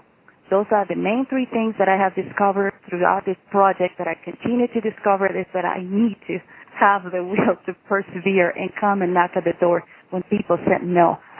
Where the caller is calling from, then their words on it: Cortez, Colorado, United States; I'm calling you from Cortez, Colorado. We are in the Four Corners area